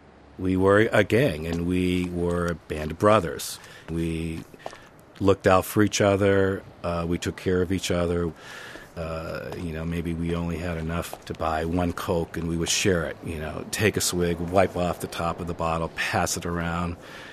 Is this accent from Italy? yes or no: yes; Naples, Campania, Italy; born there; they got married, I was born in Naples.